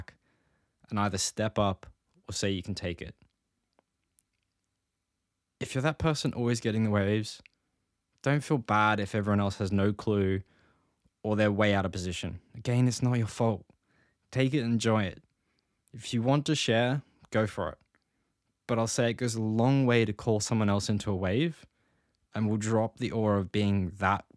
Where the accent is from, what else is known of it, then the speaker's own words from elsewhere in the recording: Gold Coast, Queensland, Australia; I grew up in the Gold Coast